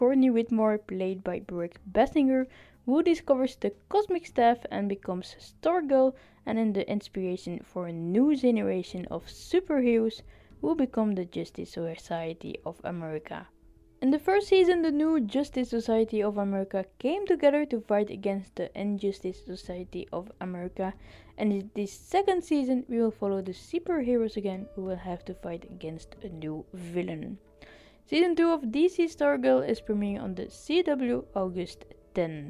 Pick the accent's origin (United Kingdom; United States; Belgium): Belgium; I'm from Belgium